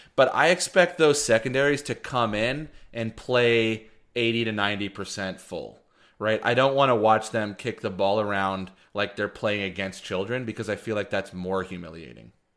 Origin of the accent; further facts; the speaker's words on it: Texas, United States; growing up in Texas in the late nineties, early two thousands